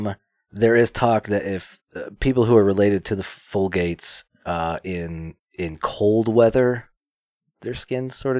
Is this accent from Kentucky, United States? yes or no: yes; Kentucky, United States; I'm from Kentucky.